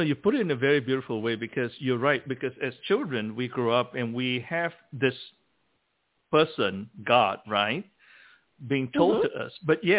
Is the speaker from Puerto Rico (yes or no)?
no; Malaysia; moved away; I grew up in Malaysia.